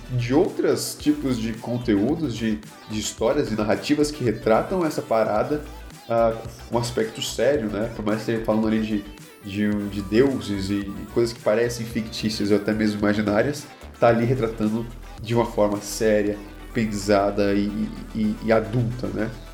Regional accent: Brazil; nós, como brasileiros

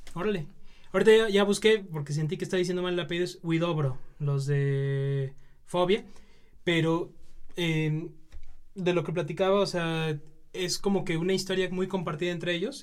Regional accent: Mexico; nosotros como mexicanos

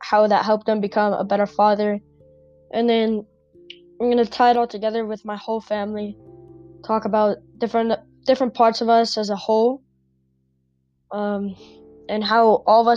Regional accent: Albuquerque, New Mexico, United States; I live in Albuquerque, New Mexico. And I think growing up in Albuquerque

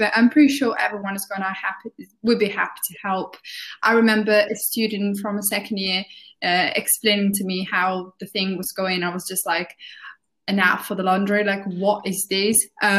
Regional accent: Italy; now in Birmingham, United Kingdom; because I moved to Birmingham from Italy, I can definitely tell you that if you're moving from abroad, it's going to be quite confusing

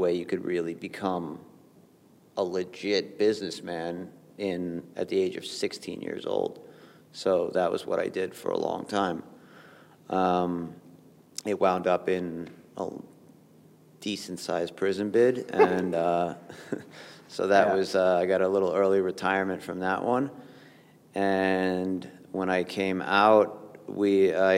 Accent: New York, United States; I grew up in New York

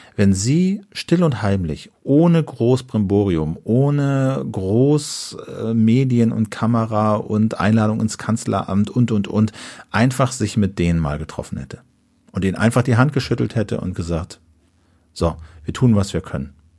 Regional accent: Germany; so als Deutsche

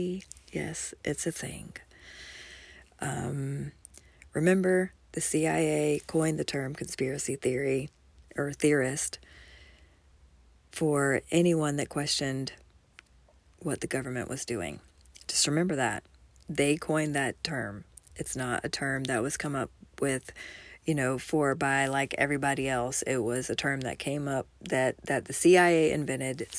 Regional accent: Kennesaw, Georgia, United States; my hometown at Town Center Mall in Kennesaw, Georgia

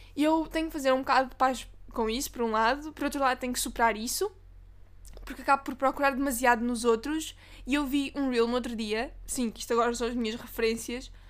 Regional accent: Portugal; É a autarquia onde eu cresci.

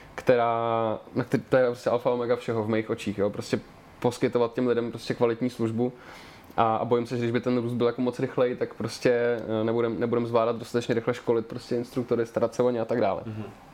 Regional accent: Liberec, Liberec Region, Czechia; moved away as an adult; now in Prague, Czech Republic; já mám na dětství v Liberci jenom ty nejhorší vzpomínky

